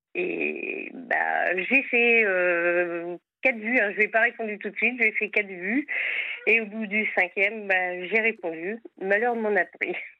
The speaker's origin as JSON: {"language": "French", "area": "Sarthe", "region": "Pays de la Loire", "country": "France", "said": "je suis à Vannes en Bretagne, mais autrement je suis de la Sarthe"}